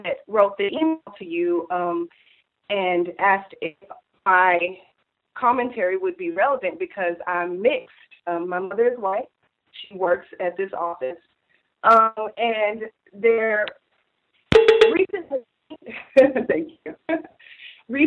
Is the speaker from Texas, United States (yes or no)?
yes; Houston, Texas, United States; I'm from Houston